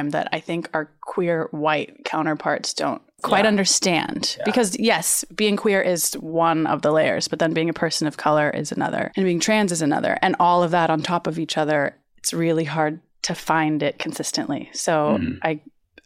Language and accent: English; Oregon, United States; now in Los Angeles, United States; I grew up in Oregon